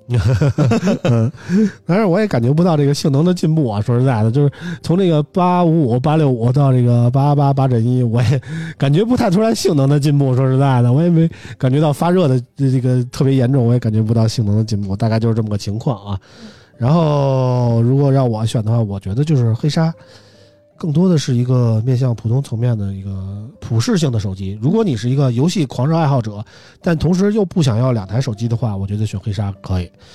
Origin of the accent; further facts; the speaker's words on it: Beijing, China; 我是北京人，喜欢北京国安